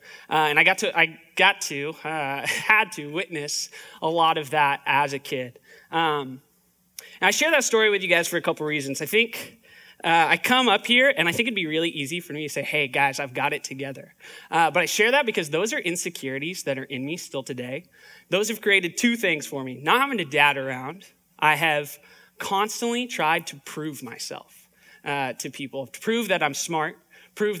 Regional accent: Palm Springs, California, United States; moved away; also born or lived in Orange County; Grew up in like the Palm Springs area

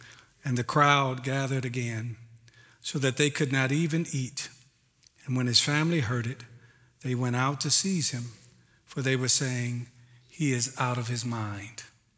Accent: Oakland, California, United States; now in Pacific Northwest, United States; For me, I am a transplant from East Oakland. My wife and I came here some 17 years ago.

